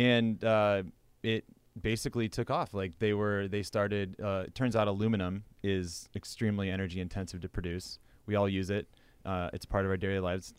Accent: Midwest, United States; moved away; also born or lived in western US; growing up in the Midwest and then, you know, moving out west

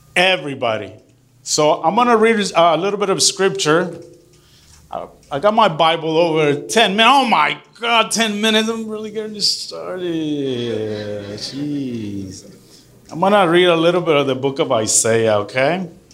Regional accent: Michoacán, Mexico; moved away; I grew up in Michoacan, right? Michoacan.

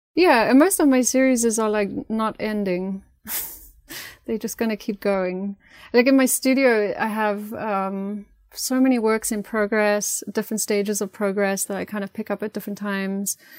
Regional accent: South Africa; moved away as an adult; growing up in South Africa had a massive impact, and living my, most of my life there, I still go back a lot

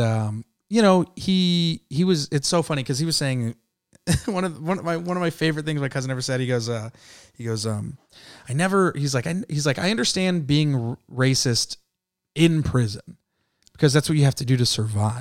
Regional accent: San Jose, California, United States; I'm from San Jose

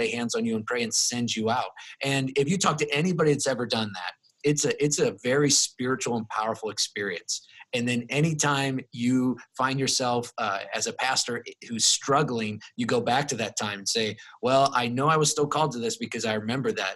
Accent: Plymouth, Indiana, United States; moved away; my hometown of Plymouth, Indiana

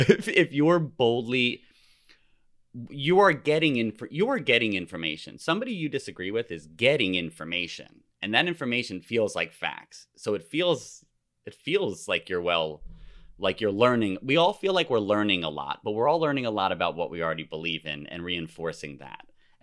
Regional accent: New Jersey, United States; I'm from New Jersey.

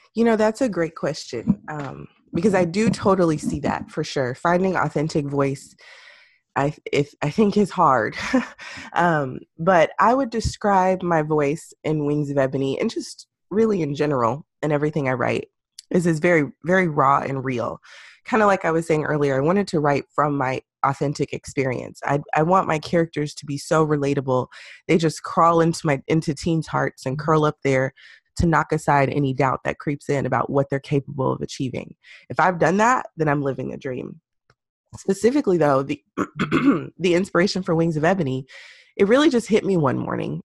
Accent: Houston, Texas, United States; I grew up in Houston near the Yellowstone and Third Ward area

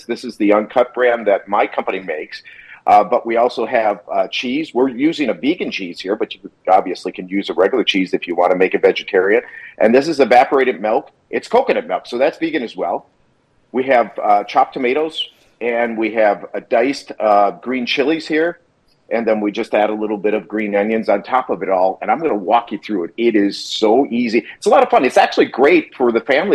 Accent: Wisconsin, United States; now in California, United States; I grew up in Wisconsin, live in California

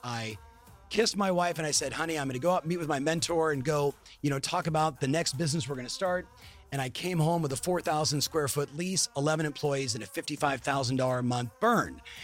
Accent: Southern California, United States; I'm born and raised in Southern California

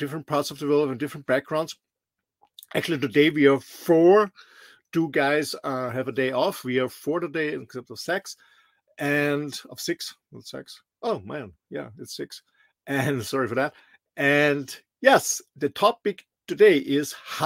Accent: Austria; moved away; I'm originally from Austria, a small little country in the middle of Europe.

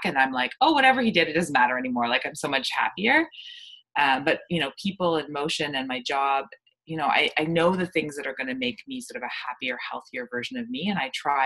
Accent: Canada; I'm from Canada

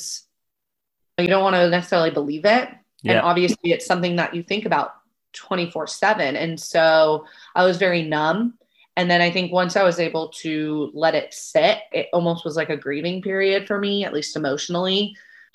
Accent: Bay Area, Northern California, United States; now in Southern California, United States; I'm originally from the Bay Area up in NorCal.

